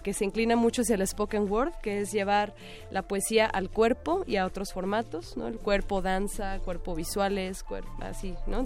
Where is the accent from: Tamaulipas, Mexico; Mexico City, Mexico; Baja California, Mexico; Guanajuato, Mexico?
Baja California, Mexico; Tijuana; moved away; Yo soy de Tijuana, nativa de allá